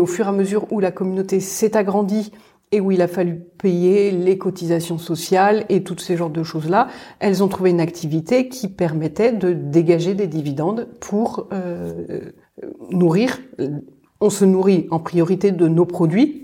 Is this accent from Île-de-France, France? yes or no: yes; Paris, Île-de-France, France; moved away; On est parisienne